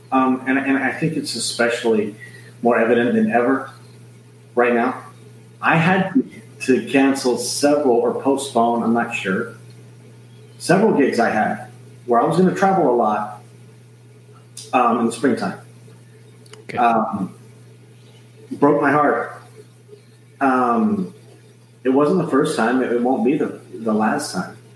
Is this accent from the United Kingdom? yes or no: yes; Scotland, United Kingdom; Oh, I'm from Scotland, and she's gonna watch this several times and, and, and tell her friends about it.